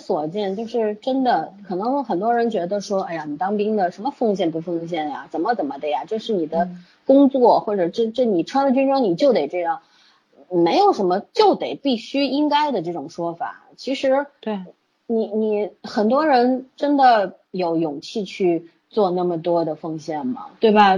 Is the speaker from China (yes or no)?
yes; China; 作为中国人 真的也不要太羡慕别人，也不要太怨恨自己生长的这块土地